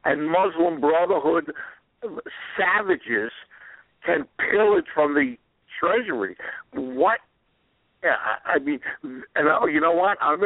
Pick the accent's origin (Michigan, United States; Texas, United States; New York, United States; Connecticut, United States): New York, United States; New York City; I'm also a New Yorker. I grew up in Queens